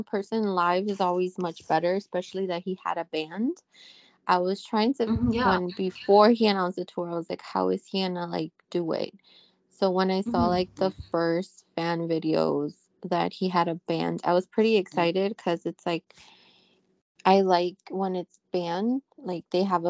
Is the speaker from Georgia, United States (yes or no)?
no; Dallas, Texas, United States; I was actually gonna put a sign like, "Oh, I'm the girl from Dallas,"